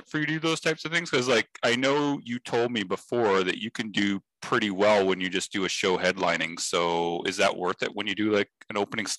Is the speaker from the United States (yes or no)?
no; Canada; We're Canadian. The both of us are.